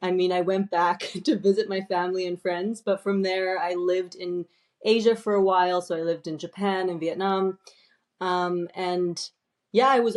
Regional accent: Calgary, Alberta, Canada; moved away as an adult; now in Sonthofen, Germany; So I was born and raised in Calgary, so the west part of Canada. And right now I'm actually living in Germany, in Sonthofen

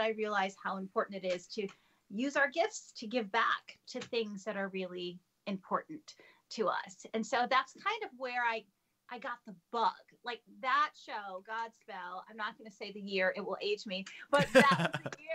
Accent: Lansing, Michigan, United States; I grew up in Lansing, Michigan, the capital. We Michiganders

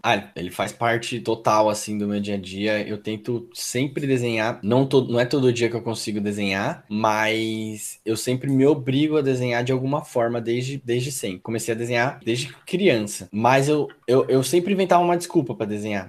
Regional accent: São Paulo, Brazil; sou morador de periferia. Eu vim da Zona Sul de São Paulo, é uma região é, do Grajaú, uma região bem periférica. Estudei em escola pública

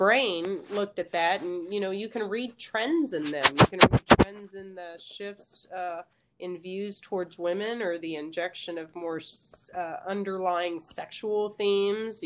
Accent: McKinney, Texas, United States; I'm originally from the Dallas area. I graduated in McKinney High School.

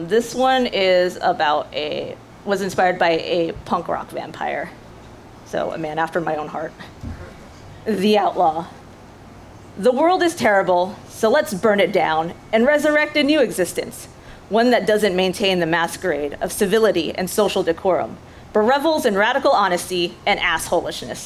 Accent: Grapevine, Texas, United States; English is a second language; now in Dallas, United States; my hometown school district is Grapevine Colleyville ISD

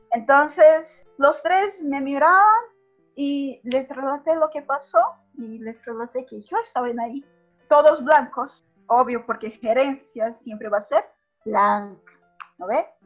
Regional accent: Brazil; antes yo gritaba cosas como, no soy boliviano, soy brasileño, con rabia.

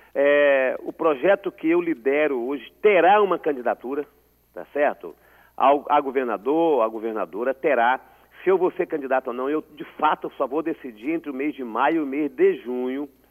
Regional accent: Espírito Santo, Brazil; como capixaba

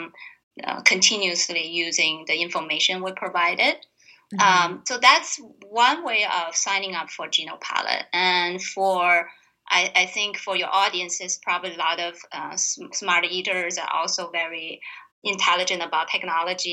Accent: Tianjin, China; moved away; I grew up in a northern China harbor town called Tianjin.

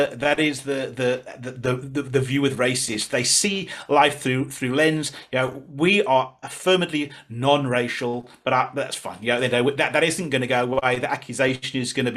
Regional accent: England, United Kingdom; now in South Africa

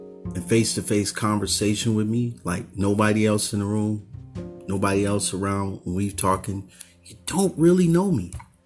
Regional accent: Oakland, California, United States; I grew up in Oakland

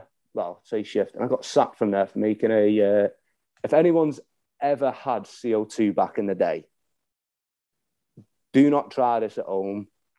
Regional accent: Crewe, North West England, United Kingdom; I am from Crewe, which is in Cheshire.

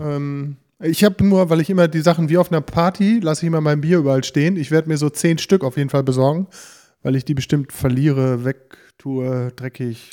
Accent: Bünde, North Rhine-Westphalia, Germany; in unserer Heimatstadt, in der Eschstraße, wir sind ja aus Bünde

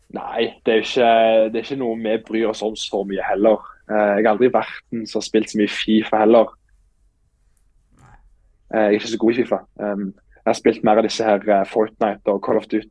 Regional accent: Stavanger, Rogaland, Norway; moved away as an adult; now in Iceland; er jo født og oppvokst på Eiganes

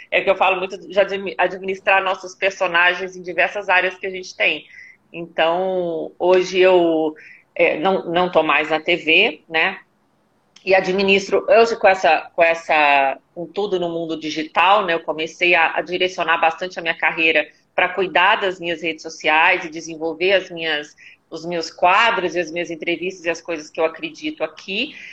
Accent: Belo Horizonte, Minas Gerais, Brazil; moved away as an adult; now in São Paulo, Brazil; eu sou de Belo Horizonte, estou em São Paulo, eu moro aqui há mais ou menos 14 anos

